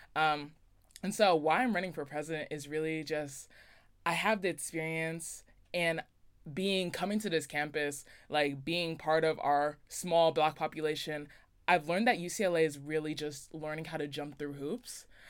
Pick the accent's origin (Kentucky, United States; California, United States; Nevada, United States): Nevada, United States; Las Vegas; moved away; I'm originally from Las Vegas, Nevada